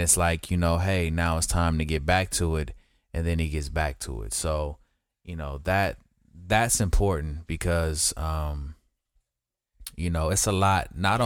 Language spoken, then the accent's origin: English; West Coast, United States; I'm from the West Coast